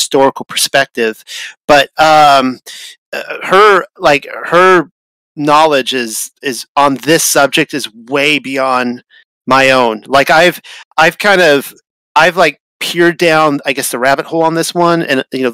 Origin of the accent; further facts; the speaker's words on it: Hawthorne, California, United States; I grew up actually in Hawthorne, California, where apparently Marilyn Monroe grew up